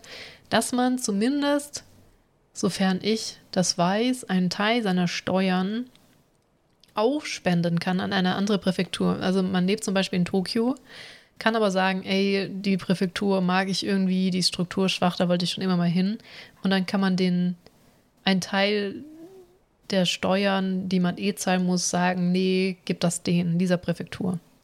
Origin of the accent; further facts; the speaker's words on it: Germany; uns als Deutsche